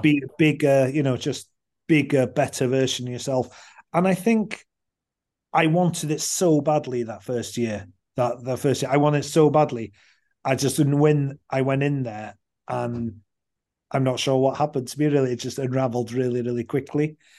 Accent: Anglesey, Wales, United Kingdom; I grew up on Anglesey

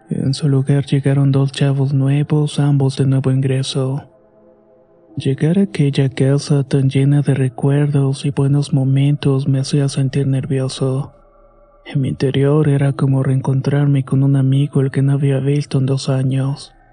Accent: Veracruz, Mexico; now in Puebla, Mexico; Soy originario de Veracruz, pero estudio en la ciudad de Puebla. Ahí vivo prácticamente solo, lejos de mi familia, mis amigos y mi novia.

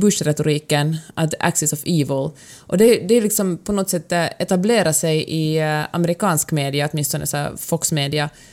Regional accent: Finland; now in Sweden; jag är ju född och uppvuxen i, i Finland

